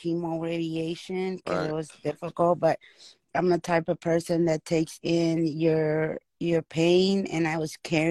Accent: Spain; moved away as an adult; now in Dallas, United States; I'm from Spain. We've been here not too long

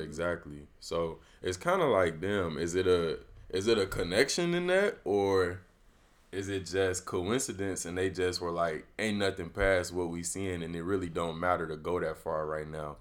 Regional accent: Chicago, Illinois, United States; I'm from the Chicagoland area

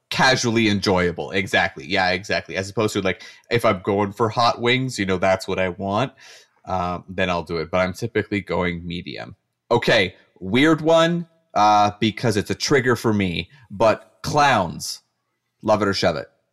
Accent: Canada; I'm a Canadian

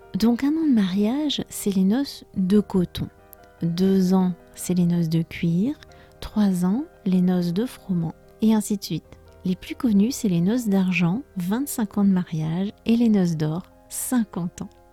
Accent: France; je suis française

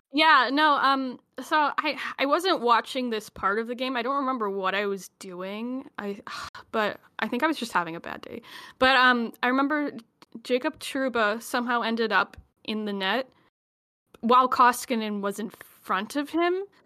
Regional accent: Alberta, Canada; I'm from Alberta

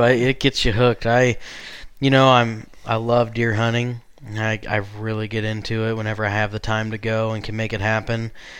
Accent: Missouri, United States; because I mentioned I grew up in Missouri.

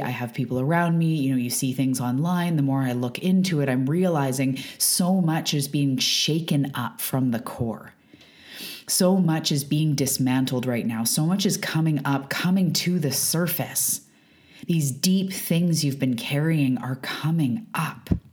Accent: west coast of Canada, British Columbia, Canada; I am a Canadian from the west coast of Canada. I live on Vancouver Island

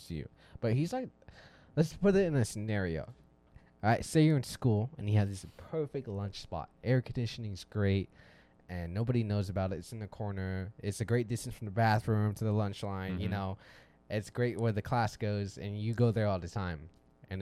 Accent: Arizona, United States; we're both from Arizona, and we both support our hometown team, of course.

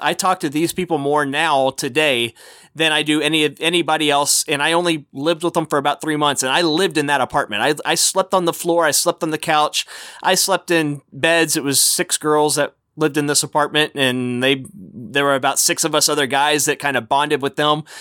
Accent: Texas, United States; as a kid growing up in Texas

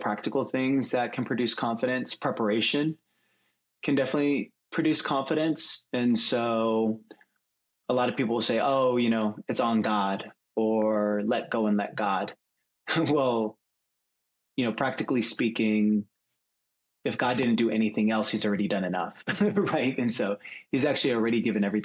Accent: Seattle, Washington, United States; moved away as an adult; also born or lived in Chicago; now in San Francisco Bay Area, United States; grew up in Seattle

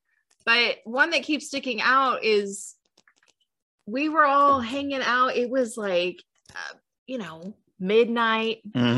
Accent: the Bay Area, California, United States; I grew up in the Bay.

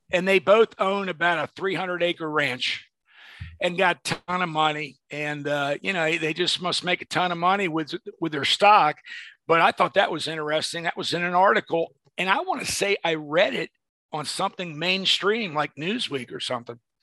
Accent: Arlington, Virginia, United States; I'm from Arlington, Virginia

